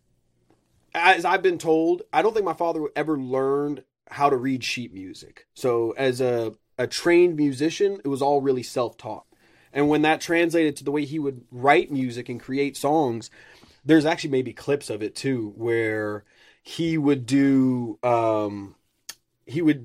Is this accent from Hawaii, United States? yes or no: no; Neverland, California, United States; also born or lived in Middle East; I grew up in Neverland